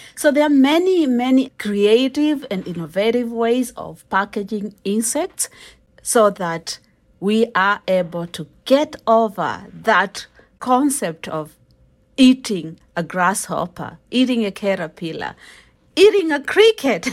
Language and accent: English; Kenya; I'm a Kenyan uh, and we eat ugali